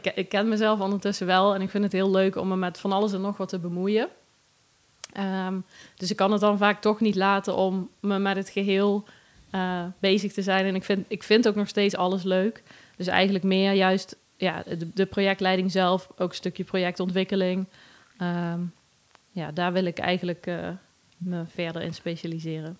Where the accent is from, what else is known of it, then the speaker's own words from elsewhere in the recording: Wellerlooi, Limburg, Netherlands; moved away as an adult; now in Nijmegen, Netherlands; Uit Wellelooi